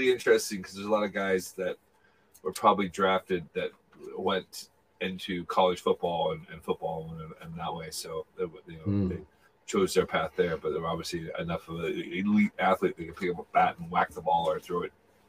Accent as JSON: {"language": "English", "town": "Seattle", "region": "Washington", "country": "United States", "tie": "born or raised there", "moved": "yes", "lives_now": "Scotland, United Kingdom", "said": "I grew up in Seattle. I'm in Scotland now."}